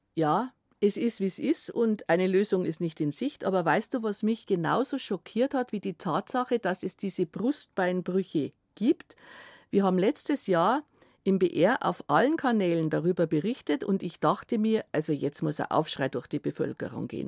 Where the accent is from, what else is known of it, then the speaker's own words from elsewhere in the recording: Germany; Bei uns in Deutschland